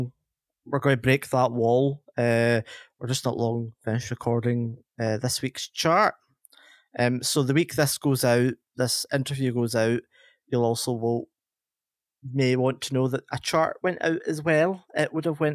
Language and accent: English; Scotland, United Kingdom; I'll be the one sounding like I'm not from Scotland